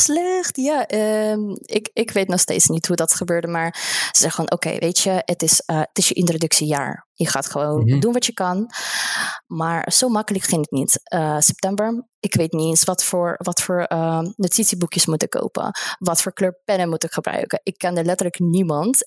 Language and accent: Dutch; Russia; Dutch is a second language; moved away as an adult; now in Netherlands; ik kom uit Rusland